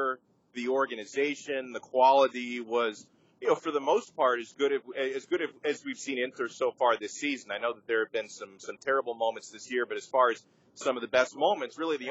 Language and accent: English; Miami, Florida, United States; I grew up, born and raised in Miami, Florida